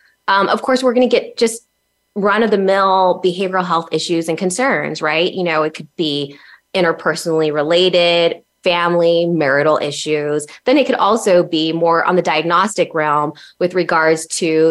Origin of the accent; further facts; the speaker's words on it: El Paso, Texas, United States; moved away as an adult; my hometown of El Paso, Texas